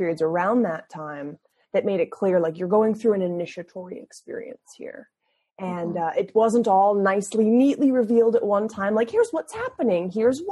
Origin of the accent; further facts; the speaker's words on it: Massachusetts, United States; I studied at the University of Massachusetts in my home state